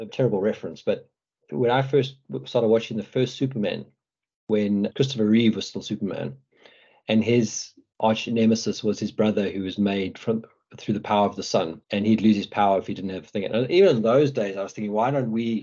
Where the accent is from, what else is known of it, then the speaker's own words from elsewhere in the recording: Johannesburg, Gauteng, South Africa; now in United Kingdom; I come from South Africa. You know, I grew up in Johannesburg